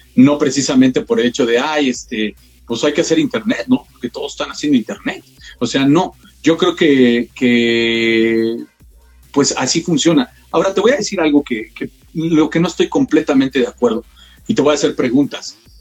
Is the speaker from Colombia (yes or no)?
no; Mexico; Como sociedad mexicana